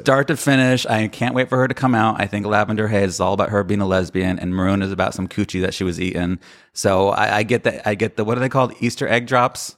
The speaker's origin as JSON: {"language": "English", "region": "Sicily", "country": "Italy", "said": "I am from Sicily"}